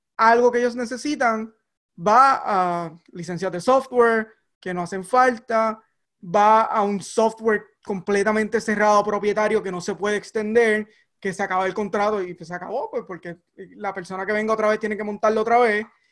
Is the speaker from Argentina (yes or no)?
no; Barranquitas, Puerto Rico; moved away as an adult; now in Alameda, United States; crecí en, en, en Barranquita, un pueblo pequeño, rural